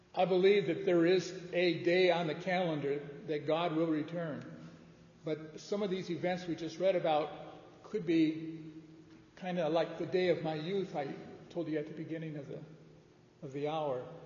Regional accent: outside of Detroit, Michigan, United States; I grew up outside of Detroit

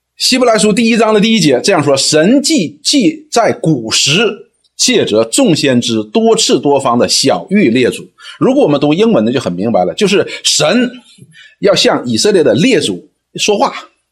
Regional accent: China; 我们中国人的传统呢，也是这样子的

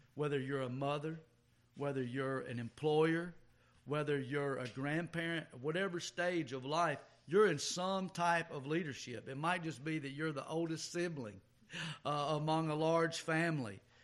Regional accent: the South, United States; just being a Southerner

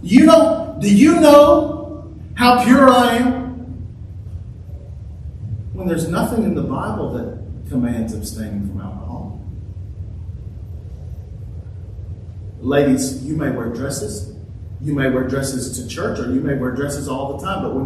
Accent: United States; I'm as American as the next guy. I love our country

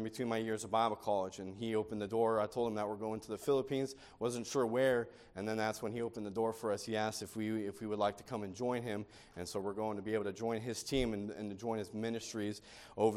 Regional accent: California, United States; moved away as an adult; also born or lived in Dundalk, Maryland; I grew up and I was born and raised in California.

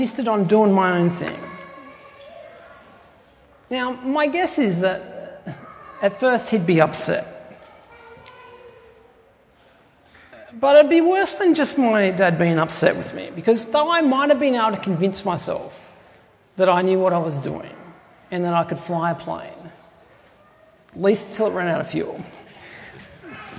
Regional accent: Tumut, New South Wales, Australia; my hometown, which is in southern New South Wales, a little place called Tumut.

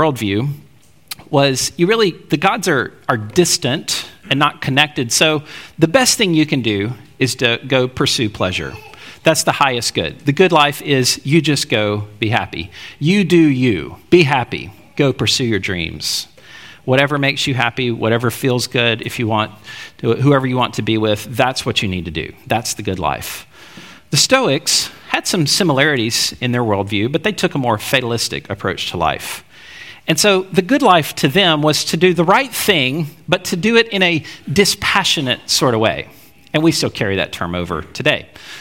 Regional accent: Alabama, United States; growing up in Alabama

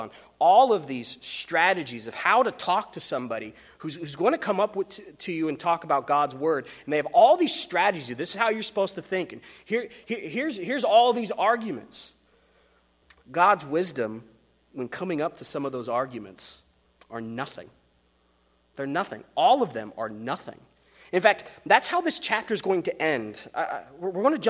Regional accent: Wyoming, United States; I come from Wyoming

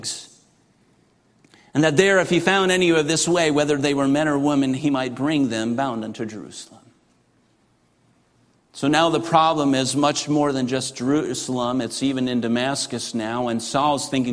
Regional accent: Russia; moved away; as a kid growing up in Russia

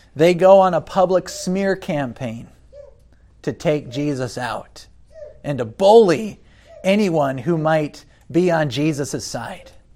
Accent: United States; as an American

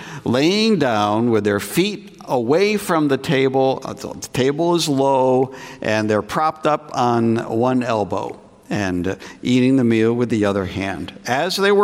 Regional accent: New England, United States; moved away as an adult; also born or lived in Greenville, South Carolina; I grew up in New England, and I felt God calling to serve as a pastor back in New England.

